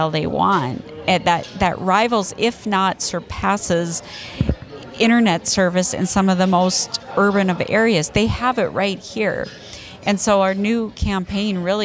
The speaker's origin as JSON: {"language": "English", "region": "North Dakota", "country": "United States", "moved": "yes", "lives_now": "Abbeville, United States", "said": "I'm a northerner. I'm from North Dakota"}